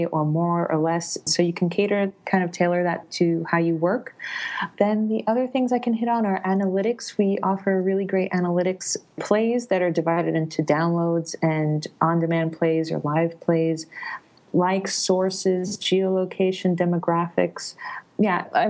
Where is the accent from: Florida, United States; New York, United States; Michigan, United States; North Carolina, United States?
New York, United States; moved away as an adult; also born or lived in Italy; now in Berlin, Germany; I'm originally from New York, but I wanted to do grad work in Italy, and then I'm Italian